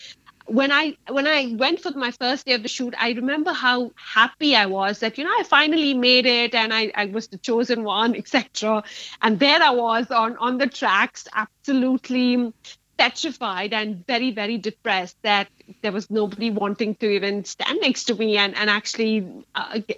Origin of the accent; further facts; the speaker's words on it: Mumbai, Maharashtra, India; moved away as an adult; now in Leeds, United Kingdom; I was born in Bombay, in Mumbai now, raised in India, and I relocated to Leeds about 5 years back.